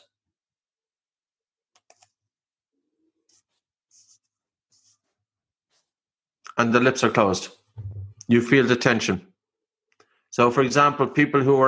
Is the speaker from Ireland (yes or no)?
yes; Ireland; I'm Irish